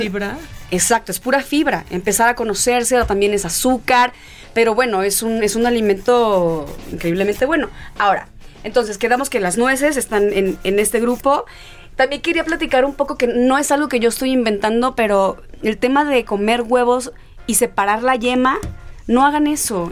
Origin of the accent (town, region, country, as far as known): El Quelite, Sinaloa, Mexico; born or raised there; moved away